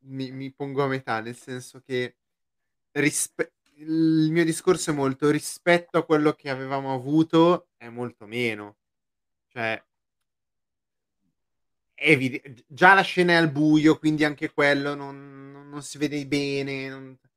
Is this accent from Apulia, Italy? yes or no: no; Lombardy, Italy; Dalla Brianza.